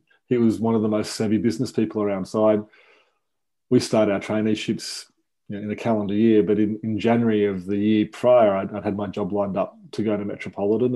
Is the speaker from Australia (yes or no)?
yes; Melbourne, Victoria, Australia; I won a couple of state championships here in Victoria and Melbourne